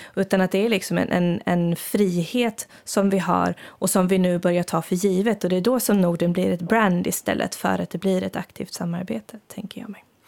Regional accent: Sweden; now in Finland; för mig som svensk

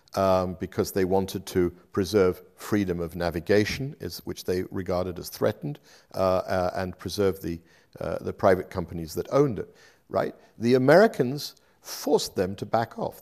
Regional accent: United Kingdom; moved away as an adult; also born or lived in Paris / Brussels / Bonn / Berlin; I did when I was growing up in Britain as well

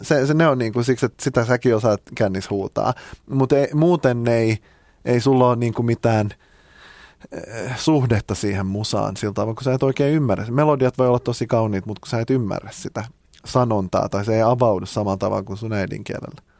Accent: Finland; mä oon suomenruotsalainen

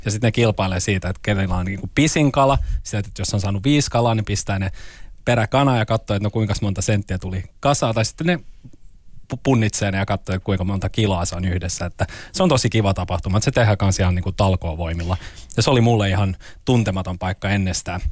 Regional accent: Loviisa, Uusimaa, Finland; Mä oon aluperin perin Perneasta mutta Perneaa ei ole enää olemassa. Se on kaikki yhtä Loviisaa

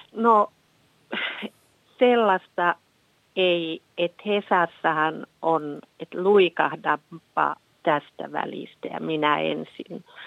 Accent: Finland; tämä on häpeisin olla suomalainen

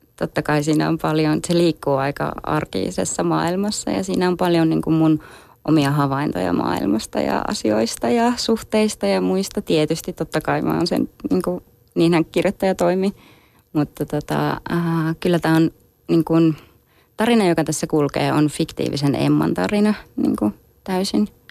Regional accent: Kajaani, Kainuu, Finland; mä oon syntynyt Kajaanissa

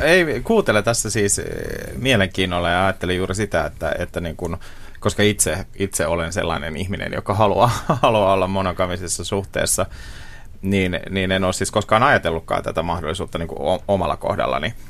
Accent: Seinäjoki, South Ostrobothnia, Finland; moved away; oman vanhan kotikaupunkini Seinäjoen

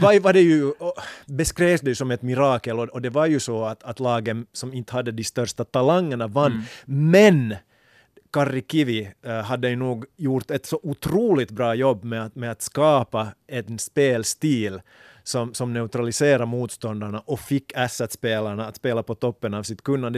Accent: Finland; här också hemma i Finland

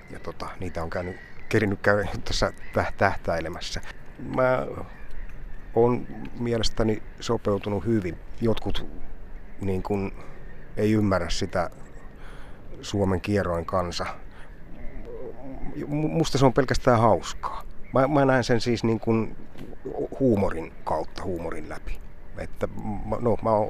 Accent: South Savo, Finland; Enonkosken liepeillä. Niin, että mä oon aina pitänyt itteeni semmoisena puolisavolaisena.

